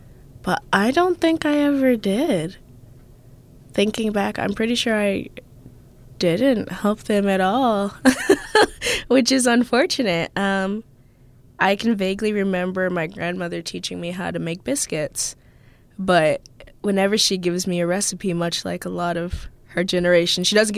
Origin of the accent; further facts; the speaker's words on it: New Mexico, United States; born there; I like to say that we are from all over the place. I was born in New Mexico, and now I live here.